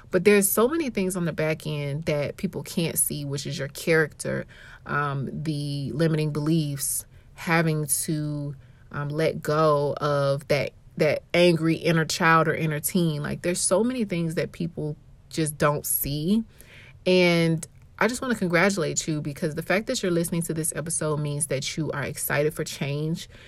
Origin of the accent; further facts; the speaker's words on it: Atlanta, Georgia, United States; now in St. Louis, United States; growing up in Atlanta, we had many leaders.